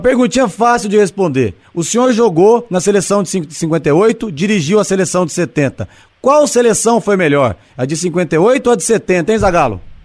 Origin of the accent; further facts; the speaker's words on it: Brazil; como brasileiro